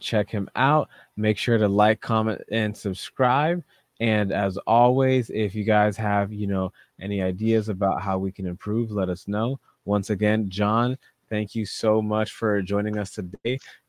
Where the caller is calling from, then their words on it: Massachusetts, United States; And we're both calling from Massachusetts.